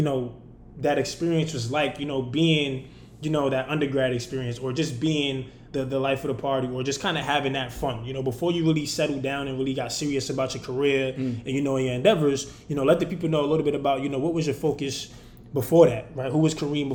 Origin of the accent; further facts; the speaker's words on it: New York, United States; because we both come from New York, man. You know, we came from New York.